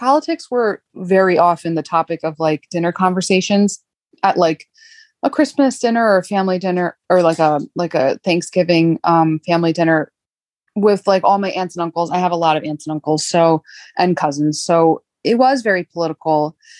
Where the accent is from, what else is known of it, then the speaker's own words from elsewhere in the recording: Jersey Shore, New Jersey, United States; I grew up like an hour outside of New York City on the Jersey Shore area